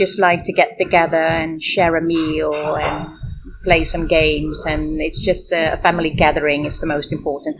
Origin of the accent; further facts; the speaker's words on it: Amsterdam, North Holland, Netherlands; I'm from Amsterdam, the Netherlands.